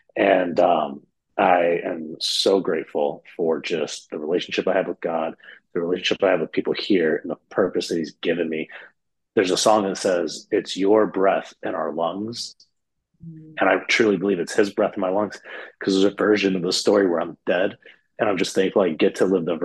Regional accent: Michigan, United States; I was raised in Michigan, United States, raised in a Catholic church

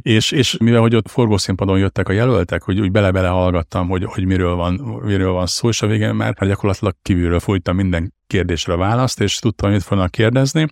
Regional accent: Hajdúszoboszló, Hajdú-Bihar, Hungary; volt vidéken Hajdú Szoboszlon egy á bé cé áruházunk, amit eleinte közösen vezettünk a, a, az édesapámmal

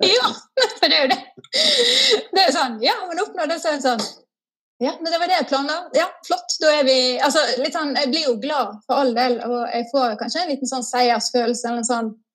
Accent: Askøy, Vestland, Norway; moved away as an adult; also born or lived in Oslo; now in Nesodden, Norway; jeg kommer fra Askøy, som er litt ut forbi Bergen. Så på Vestlandet.

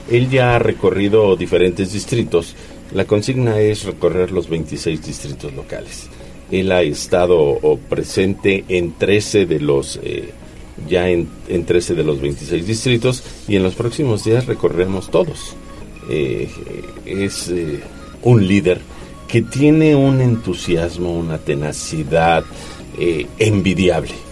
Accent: Puebla, Mexico; Pero nosotros como poblanos somos afortunados. Ella estuvo en tres días y cuatro plazas. Visitó diferentes regiones del estado.

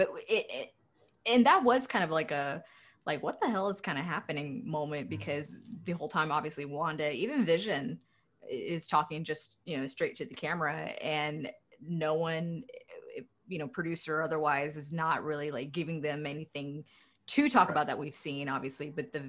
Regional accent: Texas, United States; Hey, I'm from Texas too.

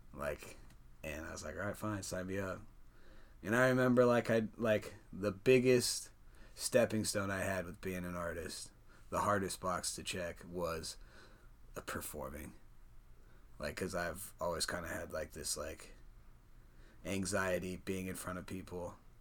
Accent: Perry, Iowa, United States; also born or lived in Des Moines, Iowa; raised in Perry, Iowa. That's where I went to high school

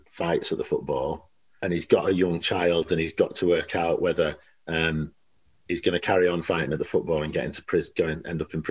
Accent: Leeds, Yorkshire and the Humber, United Kingdom; I'm from Leeds. I was brought up in Leeds.

